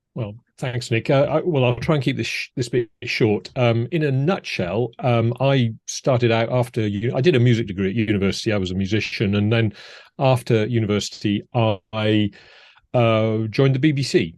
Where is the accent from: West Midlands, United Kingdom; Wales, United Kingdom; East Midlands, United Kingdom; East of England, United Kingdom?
Wales, United Kingdom; Cardiff; moved away as an adult; also born or lived in Edinburgh / America; most of my, um, teenage years and school years were in Cardiff in South